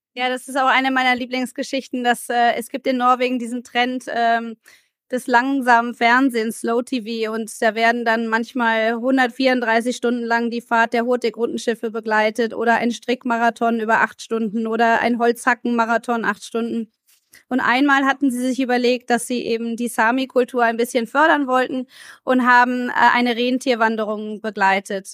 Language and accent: German; Germany; wir als Deutsche